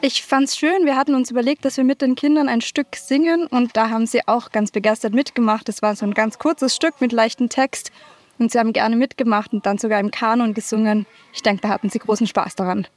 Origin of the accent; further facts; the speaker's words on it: Austria; ich bin aus Österreich